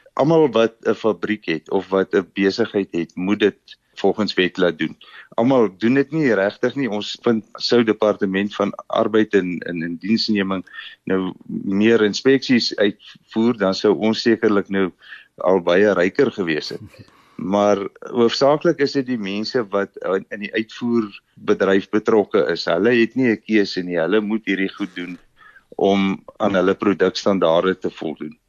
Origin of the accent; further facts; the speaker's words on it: Namibia; moved away as an adult; now in Bloemfontein, South Africa; Ek kom oorspronklik uit Namibië uit. Ek het daar skool gegaan, groot geword.